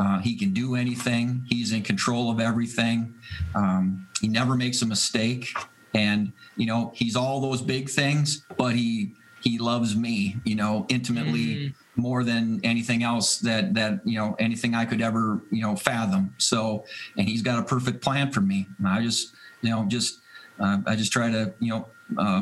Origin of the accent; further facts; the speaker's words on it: Green Bay, Wisconsin, United States; now in Buffalo, United States; I grew up in Green, Wisconsin